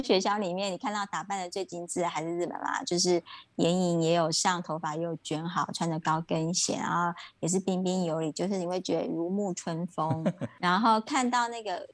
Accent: Taiwan; moved away as an adult; now in Ho Chi Minh City, Vietnam; 我自己就是本土长大的嘛

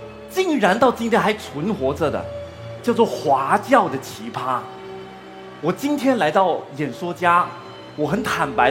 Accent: Malaysia; 我是马来西亚人，我热爱我的国家马来西亚，那是我的国籍认同。但是同时间，我是华人，我热爱中华文化，那是我的文化身份认同，

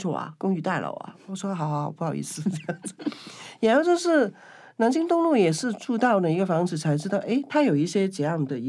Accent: Kowloon, Hong Kong; now in Taipei, Taiwan; 其实蛮像我小时候住在香九龙九龙的一个弥敦道，

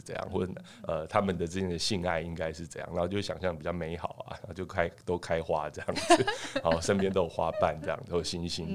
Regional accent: Taiwan; 我们台湾人

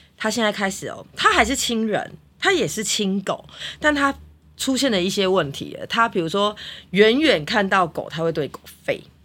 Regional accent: Taipei, Taiwan; 你知道我就是土生土长在台北

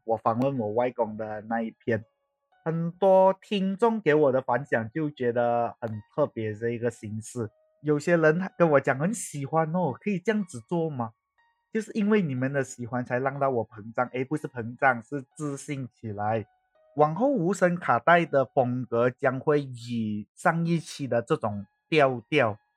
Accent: Malaysia; accent: Malaysian Chinese; 我们一般上马来西亚华人是怎样讲，我会尽可能保持我这样的口音

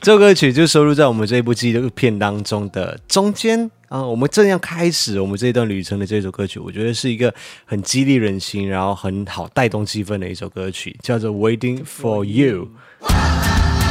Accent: Malaysia; now in Taiwan; 我身为一个马来西亚人

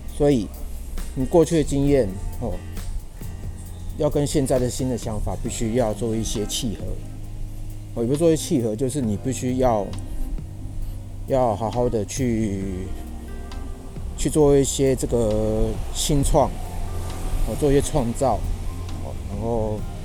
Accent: Yilan County, Taiwan; moved away; 我现在人是在宜兰这一边，哦，是我这个老家，哦，老家，我老家在宜兰

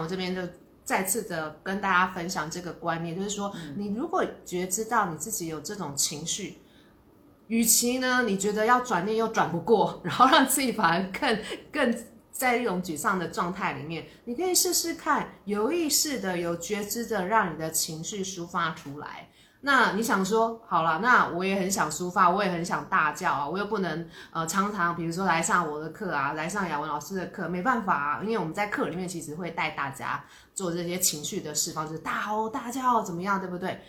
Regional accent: Taiwan; 毕竟我们是土生土长的 台湾人

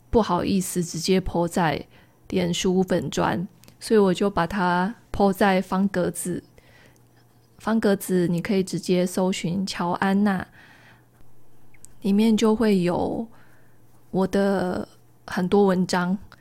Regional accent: rural Taichung, Taiwan; moved away; 我的老家是在台中乡下一个田中间的透天厝

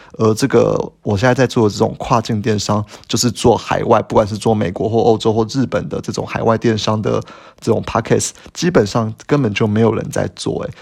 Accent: Taiwan; 我们台湾人

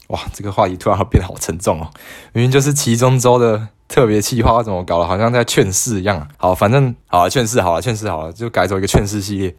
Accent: Tainan, Taiwan; 我到底是要继续留在台南念书呢，还是说我应该要北上？

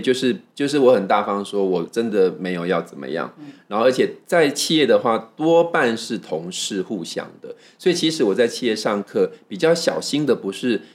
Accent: Taiwan; 我自己是来自于台湾

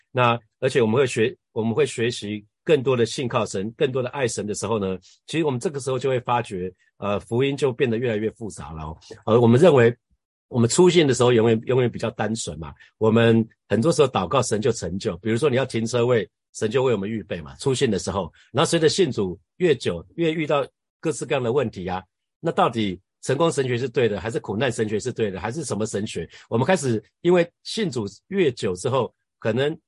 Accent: Hsinchu, Taiwan; 我们新竹老家后面，呃，离，离我们家非常近的一两分钟的一个妈祖庙

